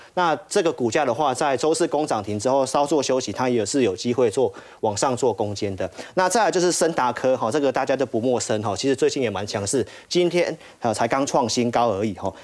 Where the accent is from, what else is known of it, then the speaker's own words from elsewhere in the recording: Taiwan; 我们台湾这边